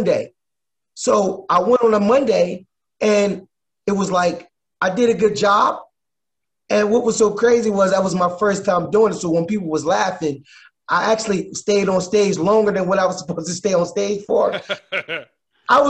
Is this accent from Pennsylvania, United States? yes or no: yes; Philadelphia, Pennsylvania, United States; moved away as an adult; now in Los Angeles, United States; Originally, I'm from Philadelphia, born and raised